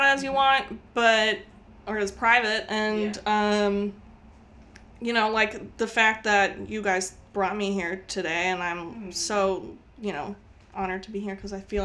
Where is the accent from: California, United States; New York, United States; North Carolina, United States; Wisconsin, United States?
North Carolina, United States; moved away; also born or lived in Utah; I grew up in North Carolina, and my family all listens to country music